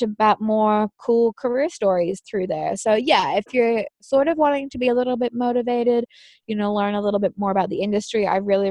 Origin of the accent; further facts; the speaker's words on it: Australia; I am an Australian citizen